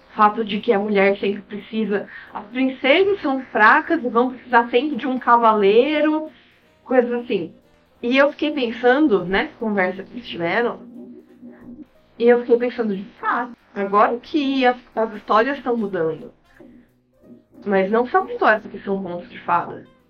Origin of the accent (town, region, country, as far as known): Brazil; also born or lived in Canada